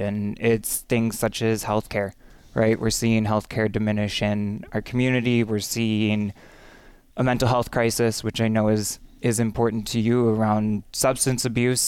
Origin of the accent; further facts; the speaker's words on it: Menomonie, Wisconsin, United States; also born or lived in Madison, Wisconsin; I was born in Menominee. Um, and really grew up in Menominee, too